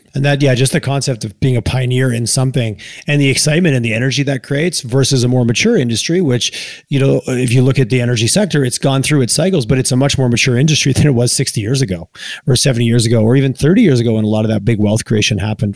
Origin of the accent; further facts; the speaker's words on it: Quebec, Canada; now in Calgary, Canada; I grew up in Quebec and now I live in Alberta